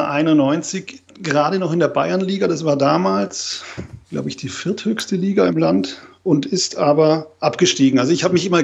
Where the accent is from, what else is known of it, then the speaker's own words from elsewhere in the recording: Southern Germany, Germany; Ich komme eigentlich ganz aus dem Süden der Republik.